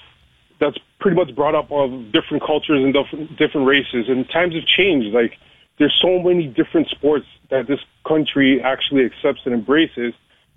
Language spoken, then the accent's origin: English; Canada; as a Canadian